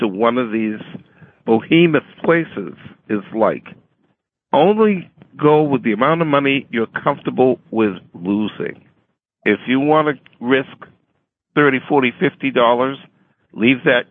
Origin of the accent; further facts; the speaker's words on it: Brookline, Massachusetts, United States; I went to Brookline High